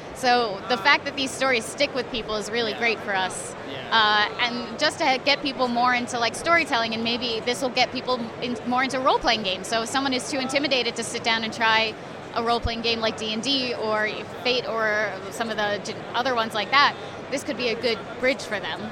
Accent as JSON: {"language": "English", "region": "New York", "country": "United States", "said": "I'm from New York"}